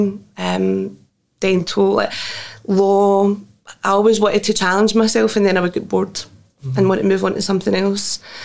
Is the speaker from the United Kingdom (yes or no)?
yes; Greenock, Scotland, United Kingdom; it was rough. It was Greenock, you know, the east end of Greenock